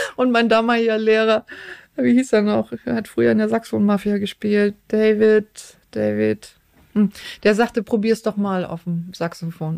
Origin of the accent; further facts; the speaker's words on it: outside Cologne, North Rhine-Westphalia, Germany; Ich bin außerhalb von Köln aufgewachsen und ähm, okay. so auf dem Dorf.